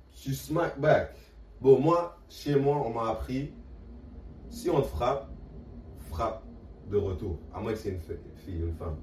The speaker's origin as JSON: {"language": "French", "town": "Montreal", "region": "Quebec", "country": "Canada", "also_born_or_lived": "Manitoba", "moved": "yes", "said": "je viens de Montréal"}